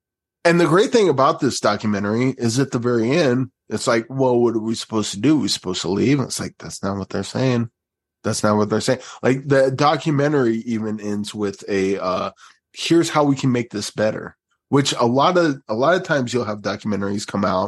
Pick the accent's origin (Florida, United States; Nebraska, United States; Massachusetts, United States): Nebraska, United States; Bellevue; I grew up in Bellevue, Nebraska.